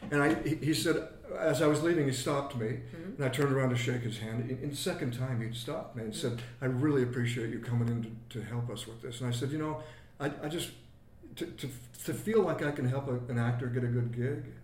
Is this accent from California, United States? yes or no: no; Anchorage, Alaska, United States; born or raised there; moved away; also born or lived in Salt Lake City, Utah